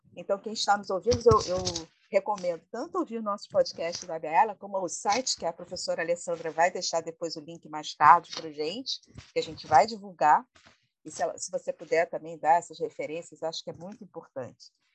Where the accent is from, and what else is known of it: Brazil